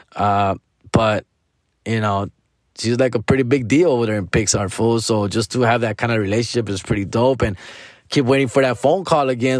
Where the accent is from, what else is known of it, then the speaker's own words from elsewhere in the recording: Mexico; our own culture, you know, Latino, Mexican culture